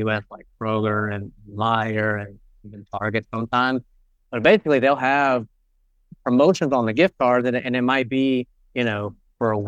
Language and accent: English; Charlotte, North Carolina, United States; I'm originally from Charlotte, North Carolina, here in the U.S.